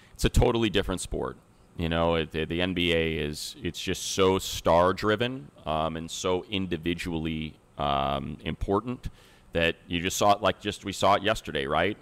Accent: Northwest Indiana, United States; also born or lived in Chicago; now in Southern California, United States; I was born and raised in Northwest Indiana, south side of Chicago

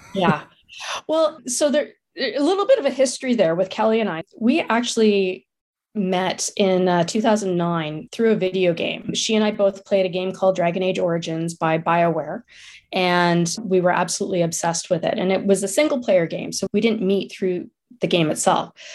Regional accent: Ottawa, Ontario, Canada; I grew up in Ottawa

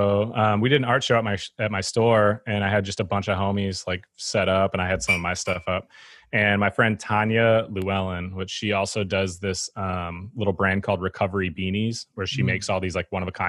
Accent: Eau Claire, Wisconsin, United States; I'm from Eau Claire, Wisconsin. It's a town that's like 90 miles east of Minneapolis

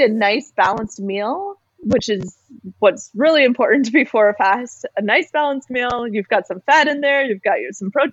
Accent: Canada; as a Canadian, our healthcare system covers going to the doctor

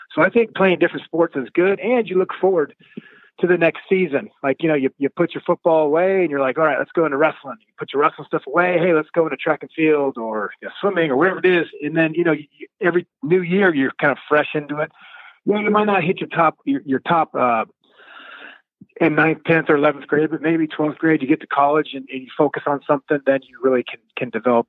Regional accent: San Diego, California, United States; It was fun, you know. Didn't know any different. It's cold if you could see your breath.

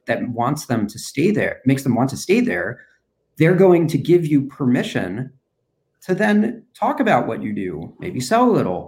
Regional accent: New York, United States; now in Cincinnati, United States; I'm originally from New York

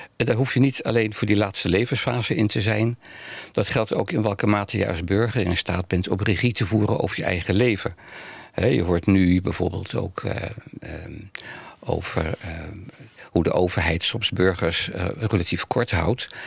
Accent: Amsterdam, North Holland, Netherlands; also born or lived in The Hague; now in Almere, Netherlands; Ik ben geboren in Nederland, Den Haag. Ja. En daarna heel jong al naar Amsterdam verhuisd

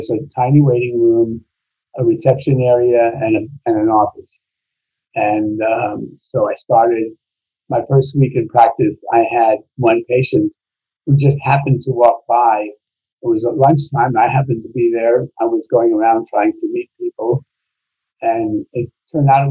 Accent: New York, United States; moved away as an adult; also born or lived in Baghdad, Iraq / California; I grew up in New York

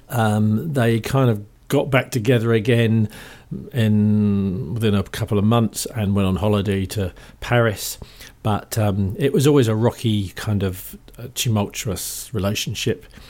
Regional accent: London, United Kingdom; accent: Cockney; speaking as a Cockney

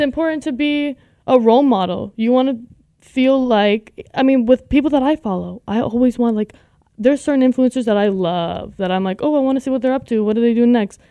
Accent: Las Vegas, Nevada, United States; I'm from Las Vegas, Nevada.

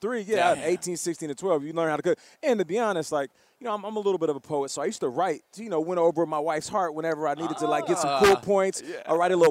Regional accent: Canada; I'm Canadian

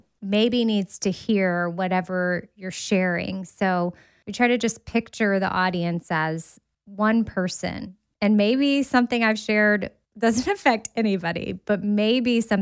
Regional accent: Austin, Texas, United States; I went to Texas A&M, but I grew up in Austin

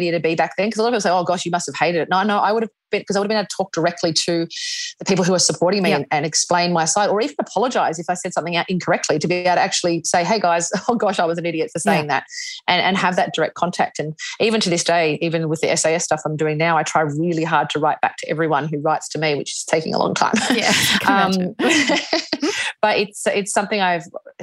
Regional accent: Australia; we're Australian.

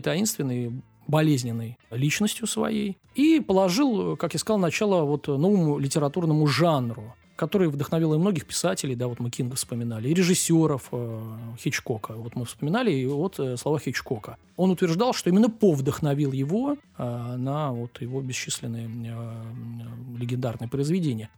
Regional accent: Russia; для нас, э, российских граждан

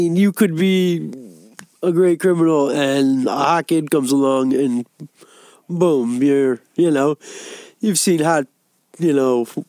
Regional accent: Detroit, Michigan, United States; I'm actually from Michigan. I'm from Detroit.

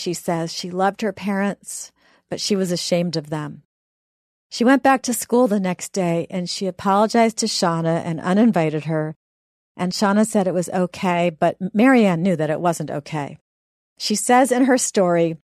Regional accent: the North, Northern United States, United States; being a Northerner myself

